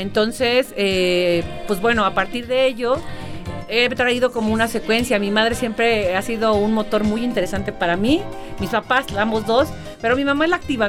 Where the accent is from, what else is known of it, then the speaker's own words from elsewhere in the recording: Mexico; como buena mexicana